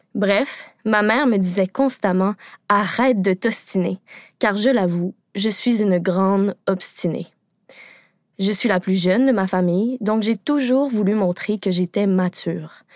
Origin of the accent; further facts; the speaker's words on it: Quebec, Canada; Au Québec, parce que oui, je suis québécoise